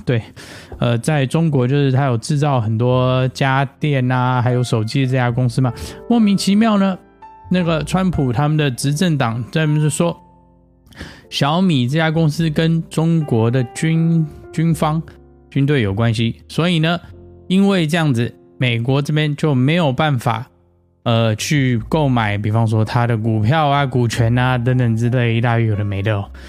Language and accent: Chinese; Taiwan; now in United States; 我小时候在台湾的时候